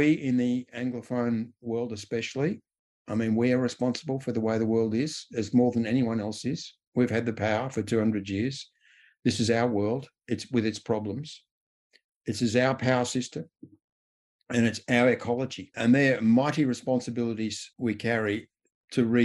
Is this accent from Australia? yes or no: yes; Australia; As an Australian